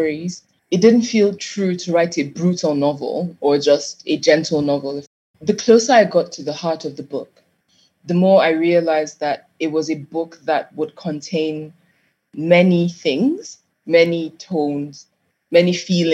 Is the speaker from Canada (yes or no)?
no; Nigeria; Growing up in Nigeria